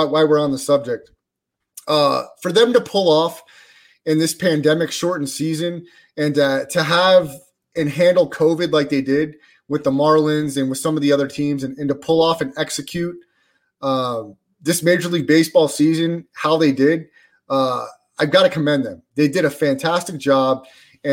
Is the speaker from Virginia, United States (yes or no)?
no; Central Florida, United States; we grew up together in Central Florida